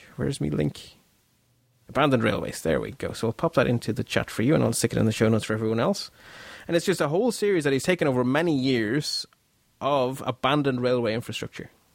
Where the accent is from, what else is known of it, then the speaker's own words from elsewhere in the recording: Ireland; we're Irish